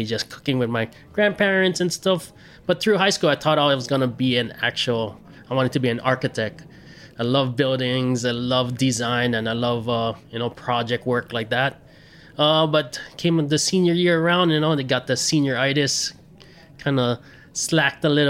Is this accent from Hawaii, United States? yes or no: yes; Hilo, Hawaii, United States; also born or lived in Maui; I grew up in this small little town on the east side called Hilo.